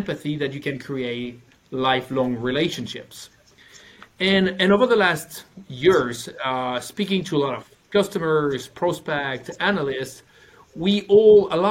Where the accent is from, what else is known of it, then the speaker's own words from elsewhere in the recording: France; English is a second language; now in Stockholm, Sweden; I'm from France, working for a Norwegian company, living in Stockholm